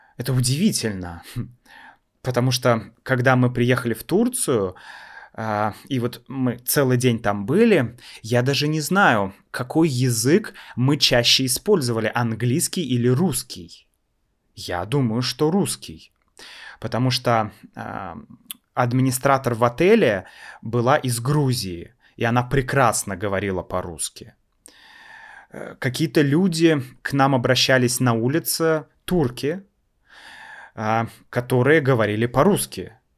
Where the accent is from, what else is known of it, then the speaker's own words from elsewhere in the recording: Russia; мы из России